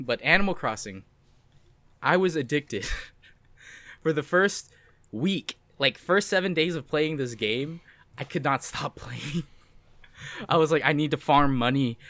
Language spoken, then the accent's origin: English; United States; I am also American